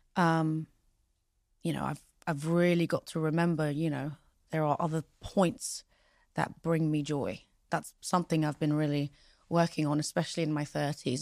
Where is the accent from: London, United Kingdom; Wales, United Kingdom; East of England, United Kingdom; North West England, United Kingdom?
London, United Kingdom; also born or lived in Pristina, Kosovo; I am English. I mean, I was raised here. This is my home